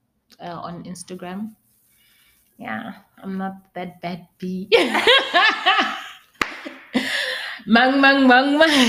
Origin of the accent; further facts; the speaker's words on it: Pretoria, Gauteng, South Africa; moved away as an adult; I'm a Bedi girl, but I grew up in Pretoria